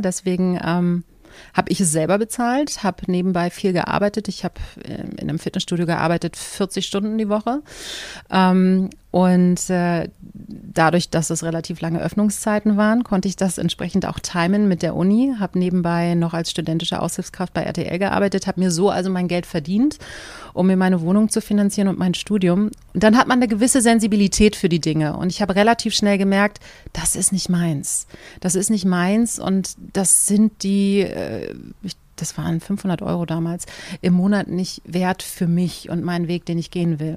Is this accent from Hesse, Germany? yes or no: no; Berlin, Germany; für mich kam damals überhaupt nicht in Frage, meine Heimat zu verlassen